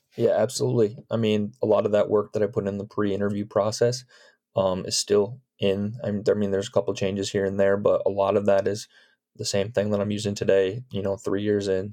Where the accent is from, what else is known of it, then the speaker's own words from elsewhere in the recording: Chicago suburbs, Illinois, United States; moved away; I'm from the Chicago suburbs